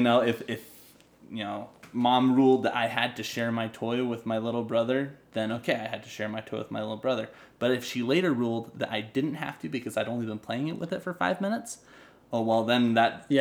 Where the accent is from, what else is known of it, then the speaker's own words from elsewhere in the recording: North Idaho, United States; I'm from North Idaho